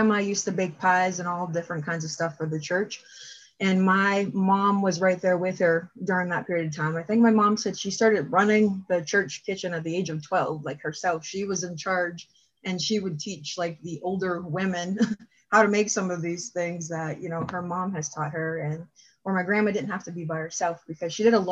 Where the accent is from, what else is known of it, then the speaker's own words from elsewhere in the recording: Erie, Pennsylvania, United States; I am from Erie. I've been here my whole life